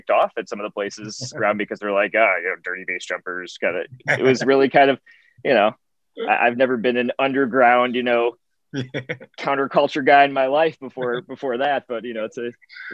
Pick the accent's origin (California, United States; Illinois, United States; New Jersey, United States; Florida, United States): Illinois, United States; Rockton; born or raised there; moved away as an adult; now in Sacramento, United States